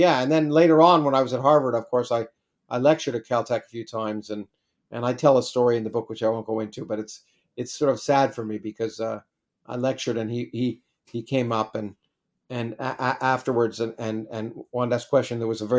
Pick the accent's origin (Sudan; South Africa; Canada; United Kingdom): Canada; I grew up in Canada, it was the Canadian Undergraduate Physics Association.